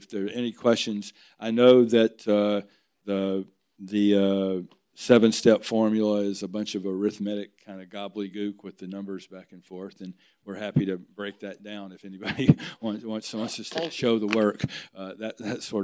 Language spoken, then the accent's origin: English; outside of Nashville, Tennessee, United States; moved away; I grew up outside of Nashville in the bedroom community